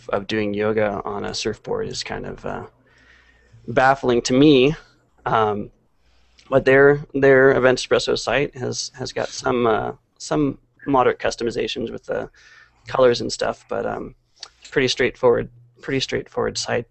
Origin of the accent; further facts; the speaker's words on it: San Francisco Bay Area, California, United States; moved away; I'm from the Bay Area